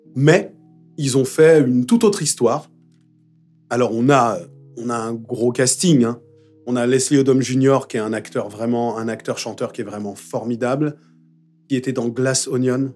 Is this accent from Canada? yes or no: no; Paris, Île-de-France, France; j'ai grandi à Belleville